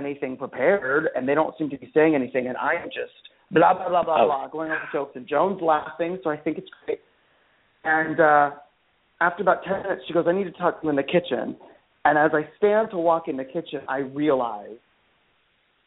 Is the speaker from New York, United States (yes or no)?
no; Phoenix, Arizona, United States; I grew up in Phoenix, Arizona, and which is a great place.